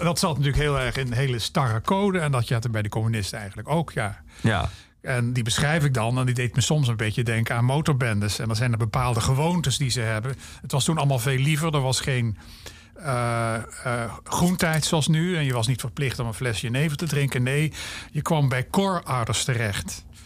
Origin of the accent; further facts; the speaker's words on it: Maastricht, Limburg, Netherlands; moved away as an adult; also born or lived in Groningen; Ik kom ook uit Maastricht